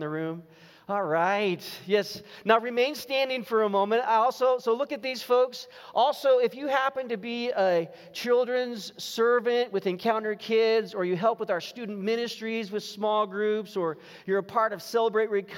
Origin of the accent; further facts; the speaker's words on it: Los Gatos, California, United States; the high school I grew up in Los Gatos in Northern California